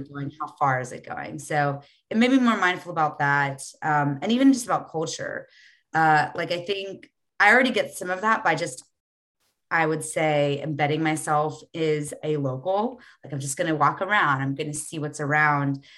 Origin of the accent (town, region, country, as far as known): United States; born or raised there